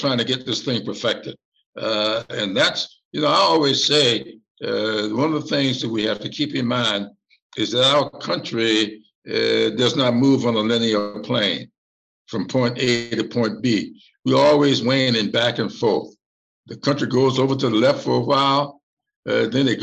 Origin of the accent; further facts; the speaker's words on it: the South, United States; I'm coming from the South